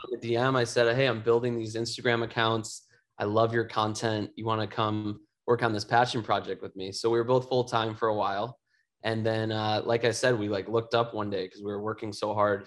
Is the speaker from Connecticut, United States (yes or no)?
no; Chicago, Illinois, United States; my hometown of Chicago